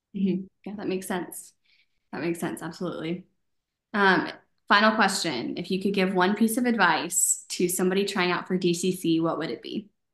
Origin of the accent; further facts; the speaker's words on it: United States; I was born in the United States